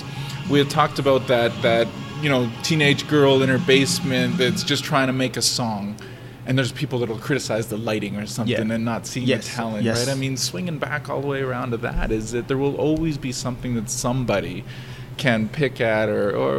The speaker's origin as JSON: {"language": "English", "country": "Canada", "said": "we're Canadian"}